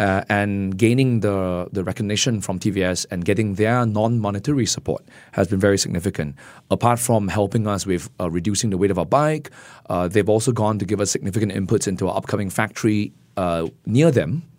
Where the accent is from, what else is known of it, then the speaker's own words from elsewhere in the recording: Singapore; as a Singaporean